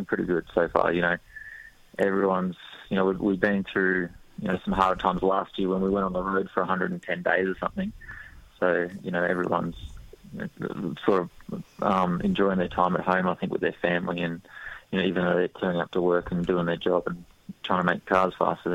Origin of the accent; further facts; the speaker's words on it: Australia; we're Australian